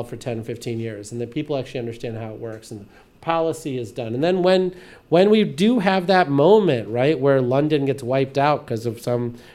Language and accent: English; India; now in United States; the village I grew up in, or that I was born in India